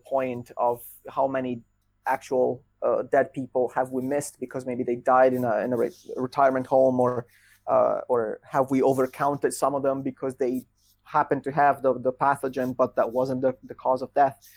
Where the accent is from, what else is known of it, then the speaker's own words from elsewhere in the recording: Italy; English is a second language; now in Netherlands; my home country